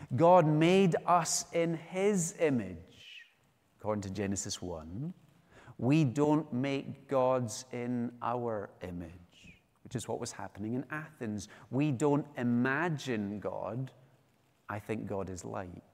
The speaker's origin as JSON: {"language": "English", "region": "West Coast of Scotland", "country": "United Kingdom", "moved": "yes", "lives_now": "Edinburgh, United Kingdom", "said": "I'm from the West Coast"}